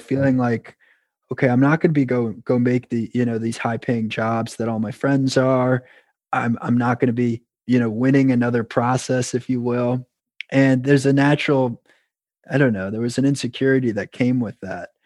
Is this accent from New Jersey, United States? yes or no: no; New York, United States; moved away as an adult; now in Boston, United States; I was originally from New York